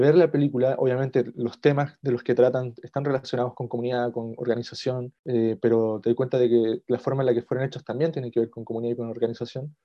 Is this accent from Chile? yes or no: yes; Chile; como chilenos, incluso yo, por ejemplo, no sé, como con ascendencia mapuche